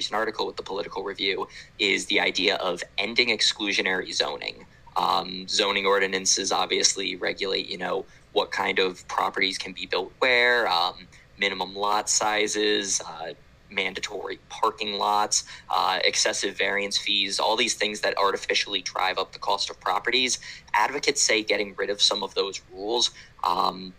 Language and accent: English; Orlando, Florida, United States; The city of Orlando, my hometown